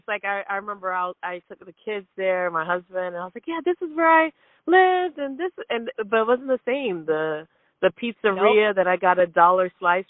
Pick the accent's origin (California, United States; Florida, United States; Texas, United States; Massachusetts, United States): Florida, United States; Plantation; also born or lived in Jamaica / Connecticut; I was born in Jamaica, but I was raised in Plantation, Florida.